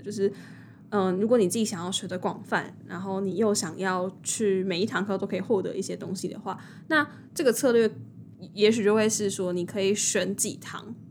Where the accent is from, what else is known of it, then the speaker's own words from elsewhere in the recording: New Taipei, Taiwan; 因为我是新北人